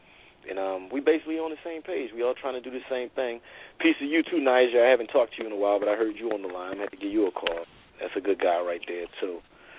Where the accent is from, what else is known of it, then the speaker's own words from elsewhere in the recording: Philadelphia, Pennsylvania, United States; I'm originally from North Philadelphia, but I've been all over the city of Philadelphia and traveled to many different states, 17 to date.